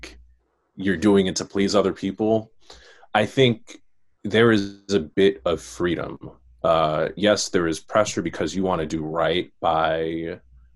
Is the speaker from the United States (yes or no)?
yes; New York City, New York, United States; growing up in Queens, growing up in Far Rockaway